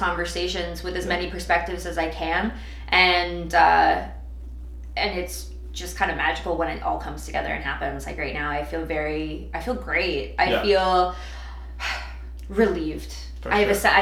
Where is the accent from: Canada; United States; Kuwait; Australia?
Canada; Toronto, Ontario; now in Kelowna, Canada; my hometown and Toronto and stuff like that, there's endless diversity.